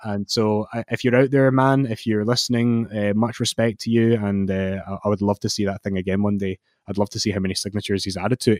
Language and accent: English; Scotland, United Kingdom; I'm Scottish